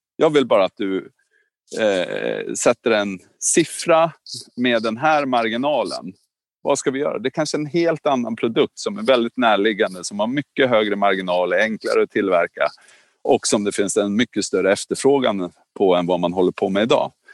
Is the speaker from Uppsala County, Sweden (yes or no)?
yes; Norrskedika, Uppsala County, Sweden; jag är uppväxt i Norrskedika